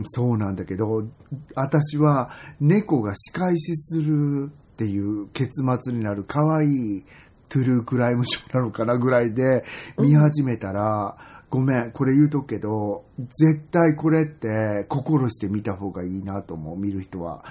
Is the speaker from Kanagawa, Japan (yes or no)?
no; Ise-Shima, Mie, Japan; moved away; 伊勢志摩っていうさ、うん今思えばもう本当に美しいとこで育った